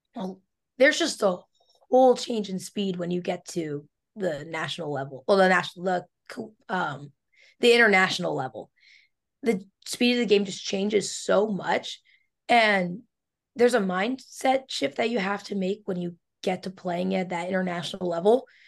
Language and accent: English; Pennsylvania, United States; I'm from Pennsylvania, which is it's big for field hockey